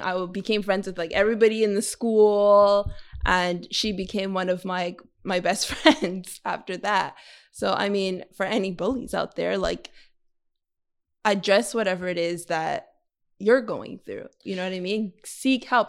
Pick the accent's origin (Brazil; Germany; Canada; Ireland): Canada; Montreal, Quebec; I grew up in the West Island